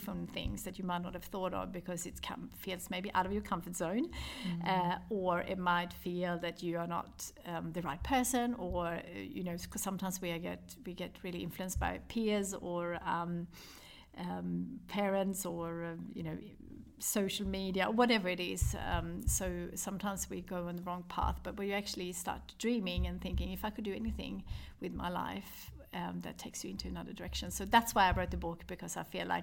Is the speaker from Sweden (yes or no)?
yes; Sweden; moved away; I wanted to have a connection with Sweden. This is my home country.